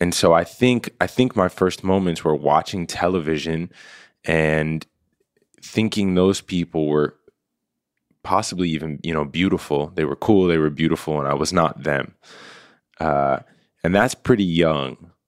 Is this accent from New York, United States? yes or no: yes; New York, United States; as a kid, I had the real awesome fortune of growing up in New York. And my building was a true, like, melting pot.